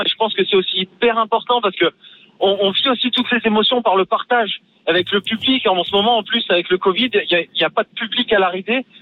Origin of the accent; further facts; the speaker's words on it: Nice, Provence-Alpes-Côte d'Azur, France; je suis un niçois, donc pas du tout issu du ski à base, vraiment de la mer et de la ville